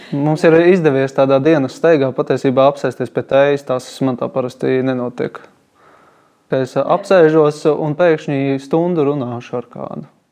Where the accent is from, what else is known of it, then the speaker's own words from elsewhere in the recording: Balgale, Tukums Municipality, Latvia; es patiesībā nāku no Balgalas.